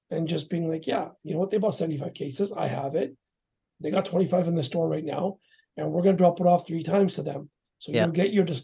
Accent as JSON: {"language": "English", "country": "Canada", "tie": "born or raised there", "also_born_or_lived": "Surrey, British Columbia", "said": "I'm a Canadian-born Sikh."}